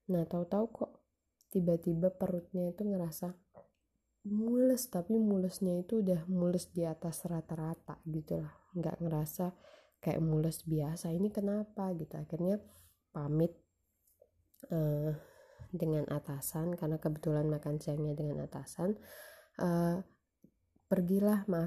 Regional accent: North Sumatra, Indonesia; istilahnya kalau kata kami orang Batak manjayo

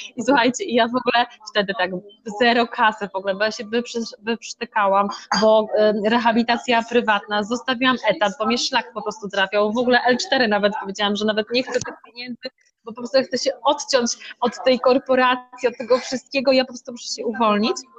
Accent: Szczytno, Warmian-Masurian Voivodeship, Poland; moved away as an adult; now in Tricity, Poland; ja pochodzę z Mazur, z małej miejscowości Szczytno

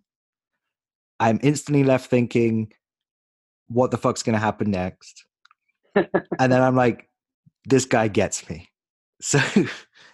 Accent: England, United Kingdom; moved away as an adult; now in New York City, United States

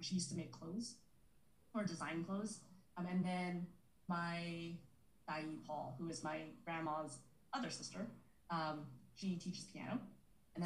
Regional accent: San Francisco, California, United States; I grew up in San Francisco, born and raised

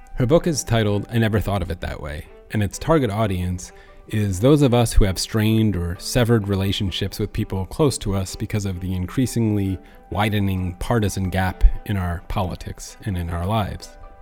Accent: United States; I'm speaking as an American

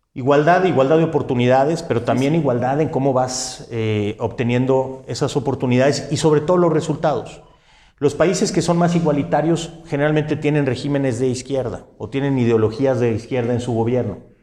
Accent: San Luis Potosí, Mexico; yo soy un ciudadano potosino

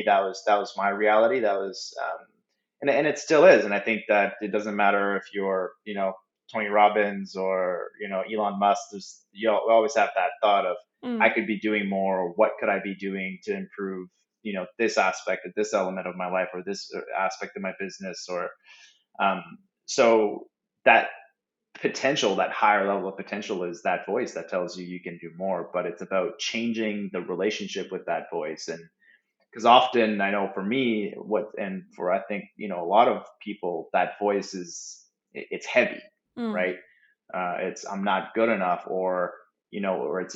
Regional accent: Moncton, New Brunswick, Canada; I'm a Canadian, born and raised in Atlanta, Canada, Moncton, New Brunswick

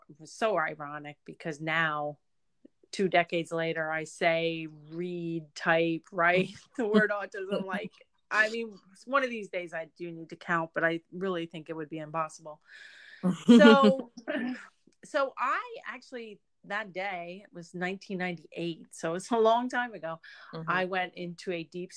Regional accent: Reading, Pennsylvania, United States; moved back to my hometown of Reading, Pennsylvania

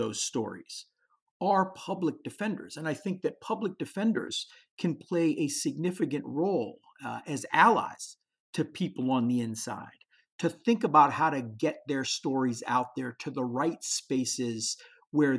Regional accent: Pittsburgh, Pennsylvania, United States; it's my hometown.

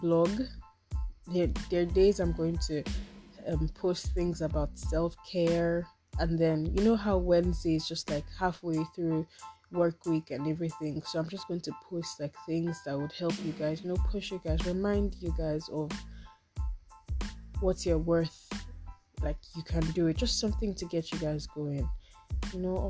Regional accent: Osun, Nigeria; Okay, I'm Yoruba, if you have not guessed already. I'm from Osun.

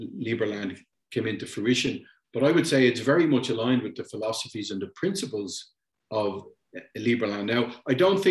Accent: Ireland; moved away as an adult; also born or lived in Germany; now in Panama; I eventually ended up in Panama after growing up in Ireland

